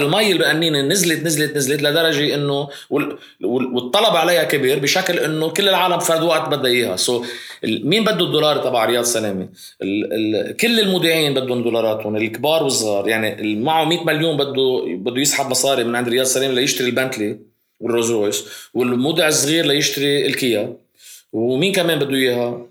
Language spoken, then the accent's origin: Arabic; Lebanon; عندنا بلبنان